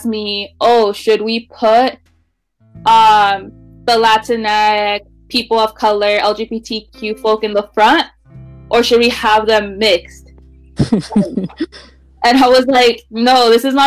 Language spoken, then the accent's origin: English; Wenatchee, Washington, United States; also born or lived in California; when I moved to Wenatchee